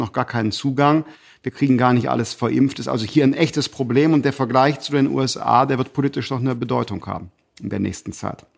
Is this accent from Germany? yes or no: yes; Germany; als Deutsche